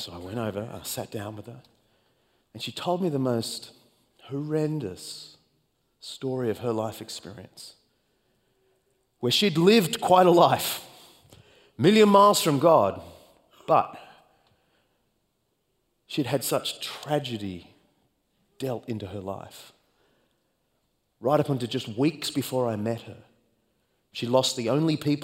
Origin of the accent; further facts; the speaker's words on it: Australia; accent: Australian; speed up to Australian speed, because you're so acclimated to my accent